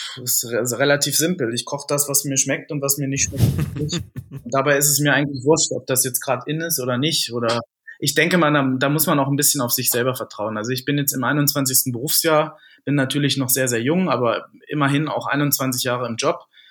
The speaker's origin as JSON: {"language": "German", "area": "near Wolfsburg", "region": "Lower Saxony", "country": "Germany", "tie": "born or raised there", "moved": "as an adult", "lives_now": "Munich, Germany", "said": "Ich komme ja äh, gebürtig aus der Nähe von Wolfsburg"}